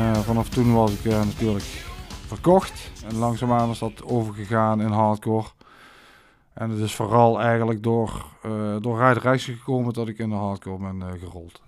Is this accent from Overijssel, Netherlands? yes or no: no; Maastricht, Limburg, Netherlands; ik heb mijn jeugd doorgebracht in Sint-Pieter.